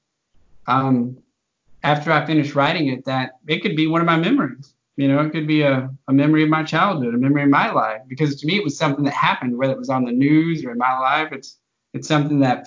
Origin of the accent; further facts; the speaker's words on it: the Texas Panhandle, United States; also born or lived in Austin, Texas; I've lived in Texas my whole life. I grew up in the Panhandle, a very small town